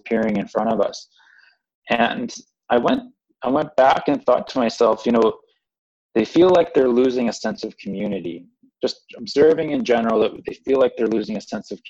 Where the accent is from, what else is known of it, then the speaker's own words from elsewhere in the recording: Calgary, Alberta, Canada; we're from Calgary